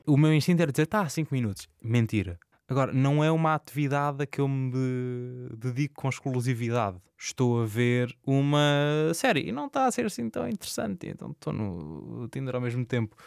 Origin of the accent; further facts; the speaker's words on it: Santa Maria, Azores, Portugal; moved away as an adult; now in Lisbon, Portugal; Sou de Santa Maria, nos Açores, uh, moro em Lisboa, na Misericórdia